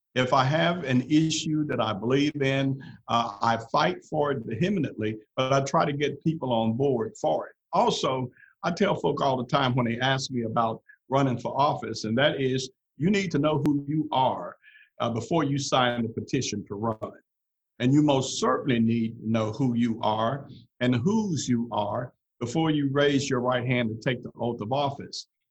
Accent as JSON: {"language": "English", "area": "Memphis, Crockett County", "region": "Tennessee", "country": "United States", "tie": "born or raised there", "said": "when we moved from Memphis to Crockett County, Tennessee"}